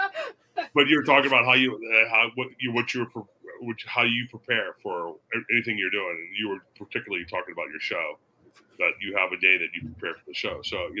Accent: Daytona Beach, Florida, United States; I grew up in Daytona Beach, Florida

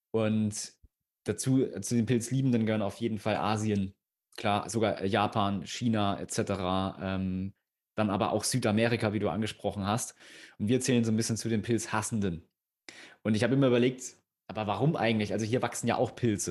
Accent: Thuringia, Germany; wir kommen aus Thüringen, wirklich mitten auf dem Dorf

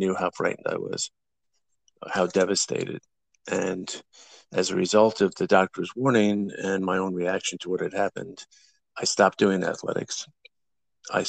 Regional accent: Long Island, New York, United States; also born or lived in Bronx, New York; I grew up originally in the Bronx until about the age of 9, and then out to Long Island for the rest of the time

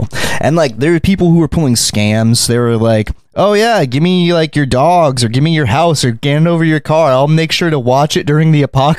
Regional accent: California, United States; born or raised there

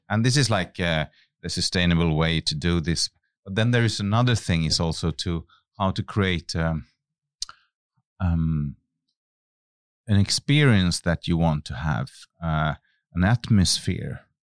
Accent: Finland; moved away as an adult; I come from Finland, and I was a very shy young man at the time

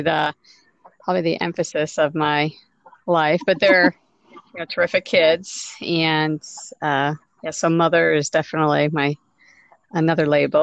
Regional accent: New York, United States; moved away as an adult; now in Louisville, United States; I was born and raised in New York, and but I moved to Louisville. It'll be 10 years ago

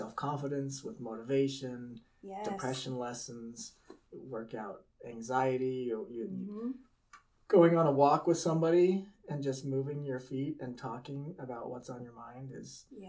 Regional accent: Hurricane, Utah, United States; also born or lived in St. George, Utah; Yes, I grew up in Hurricane, Utah. Mm-hmm. And married a girl from Hurricane. We moved all the way 20 miles over to St. George.

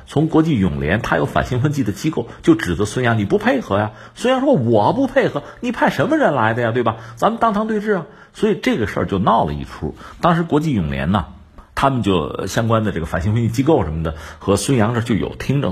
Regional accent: Hebei, China; 我们作为河北人

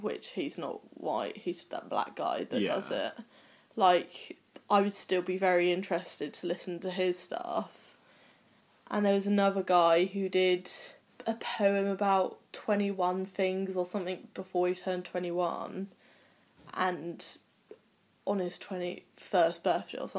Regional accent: Cornwall, South West England, United Kingdom; Pretty much all my family is Welsh, but I was born in Cornwall and I've lived in Cornwall

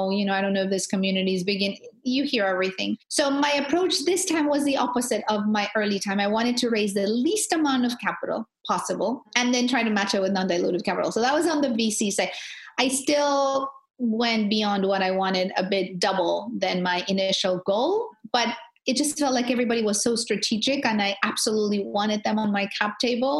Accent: Tijuana, Baja California, Mexico; I'm a girl from the border. Like, I'm a girl from Tijuana

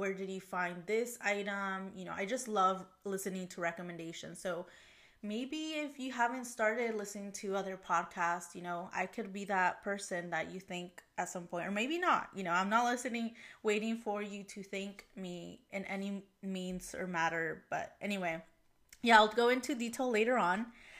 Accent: Mexico; born there; English is a second language; Yeah, so I was born in Mexico, and ever since I was young, my family and I traveled to Mexico frequently, at minimum once per year.

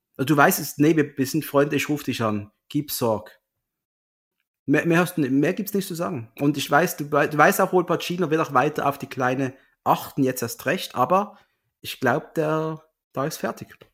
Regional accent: Switzerland; bin ja Schweizer

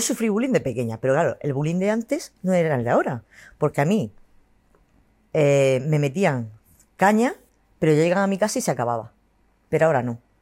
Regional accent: Cartagena, Region of Murcia, Spain; yo soy cartagenera, murciana, a muerte

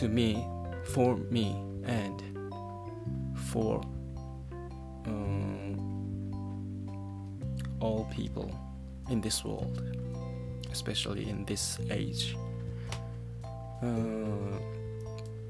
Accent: Japan; first language Japanese; English is a second language; my language, Japanese

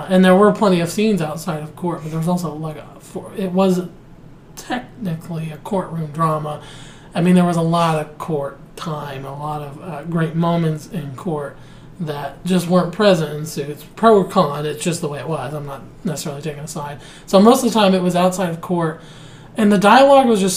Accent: Pittsburgh, Pennsylvania, United States; I'm from Pittsburgh

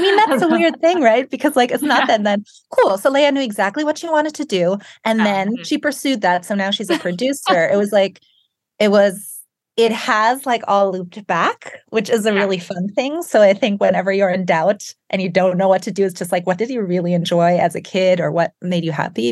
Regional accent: Germany; moved away as an adult; also born or lived in England / France; now in United States; I grew up in Germany and then worked in England and studied in England and France

